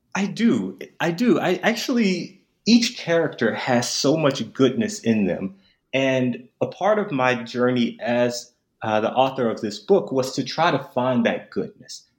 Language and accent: English; Memphis, Tennessee, United States; I'm actually from Memphis